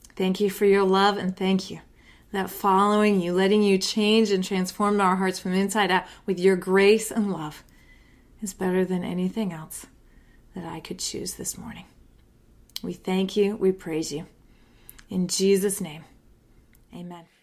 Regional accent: United States; I'm an American

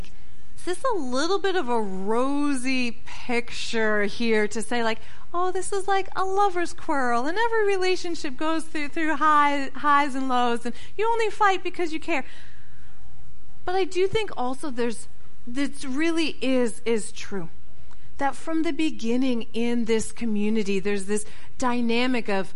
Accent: Connecticut, United States; moved away; of my pastor from growing up in Connecticut

